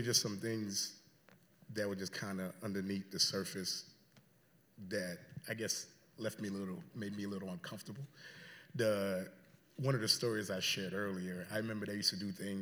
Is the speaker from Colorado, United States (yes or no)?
no; South Florida, United States; also born or lived in Haiti; now in Chicago, United States; But grew up in South Florida